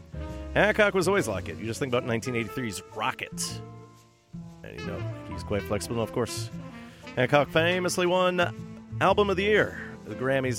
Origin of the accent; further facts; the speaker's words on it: Thunder Bay, Ontario, Canada; now in Vancouver, Canada; since I won't make it to Thunder Bay this year, because I already went, I'm going to profile some music from my hometown